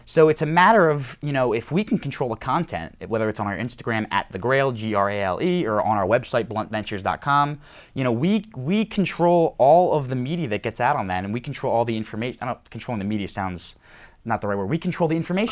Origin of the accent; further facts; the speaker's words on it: New York, United States; I'm from New York